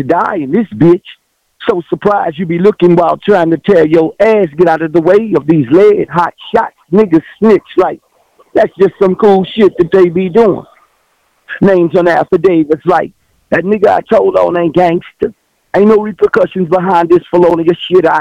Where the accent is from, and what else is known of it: Texas, United States; born or raised there